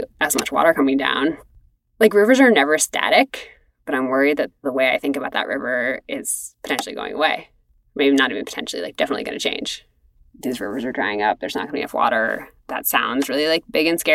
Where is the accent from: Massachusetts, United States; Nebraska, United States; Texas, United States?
Massachusetts, United States; Cambridge; moved away as an adult; also born or lived in Maine; I'm a kid from Cambridge, Massachusetts. Like we did not have that where I grew up